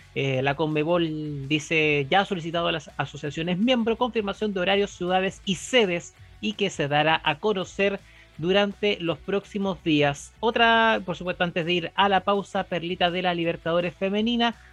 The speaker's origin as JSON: {"language": "Spanish", "country": "Chile", "said": "nuestro país"}